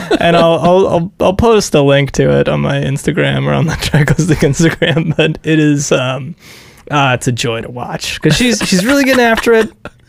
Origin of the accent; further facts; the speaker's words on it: Dallas, Texas, United States; And we're like, ah, we're from Dallas.